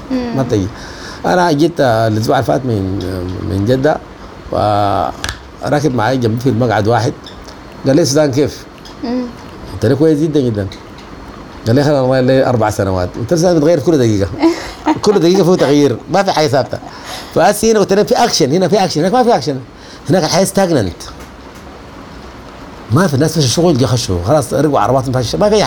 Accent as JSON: {"language": "Arabic", "country": "Sudan", "lives_now": "Saudi Arabia", "said": "فبتكون فقدت اشياء كثيره جدا دي اوبورتيونيتي كوست دي تكلفه الفرصه البديله دي التكلفه بتاعت الفرصه البديله سافرت السعوديه بتفقد اشياء كثيره جدا تفقد الثوره اللي قامت دي"}